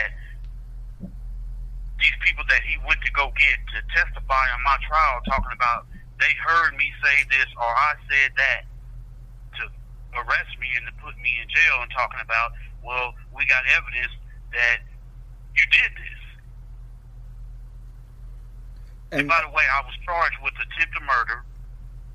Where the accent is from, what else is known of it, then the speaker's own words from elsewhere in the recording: Southeast Kansas, United States; I was down in like 3 hours away in Southeast Kansas. My hometown.